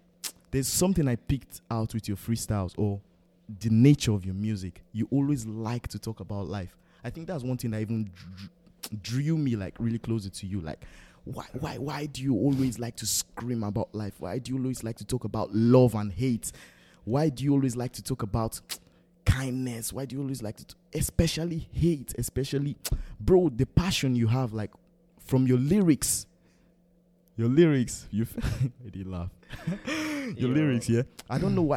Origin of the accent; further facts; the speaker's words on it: Benue, Nigeria; I'm from Benue.